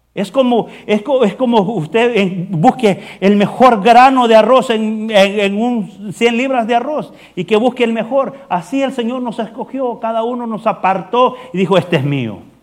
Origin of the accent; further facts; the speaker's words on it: El Salvador; moved away as an adult; Yo vengo de El Salvador